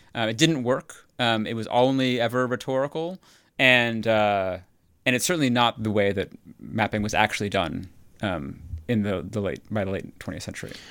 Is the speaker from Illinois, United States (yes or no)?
yes; near Chicago, Illinois, United States; moved away as an adult; also born or lived in Houston; now in New Haven, United States; I grew up near Chicago